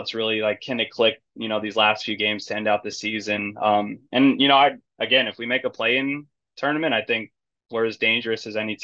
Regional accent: California, United States; moved away as an adult; also born or lived in Arizona / San Diego / Kansas City; now in Chicago, United States; I grew up in California

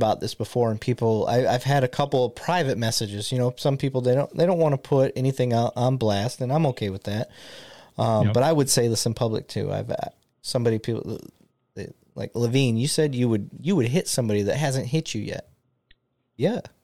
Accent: Flint, Michigan, United States; now in Dallas-Fort Worth, United States; I grew up in Michigan that's surrounded by the Great Lakes

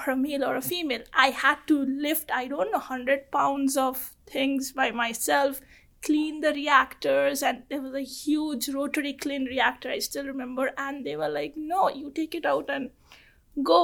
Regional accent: Kolkata, West Bengal, India; first language Bengali; English is a second language; moved away as an adult; I'm from Calcutta

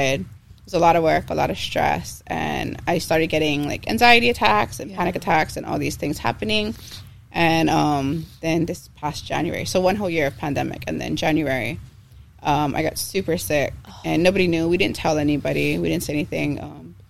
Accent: Kailua, Hawaii, United States; I call Kailua my hometown because I've gone to all schools in Kailua.

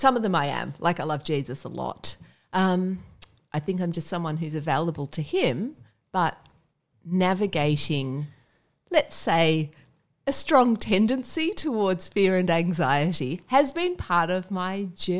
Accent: Indonesia; now in Sydney, Australia; So the reason I'm Sydney-ish is I grew up in Indonesia. My parents worked with WEC as well.

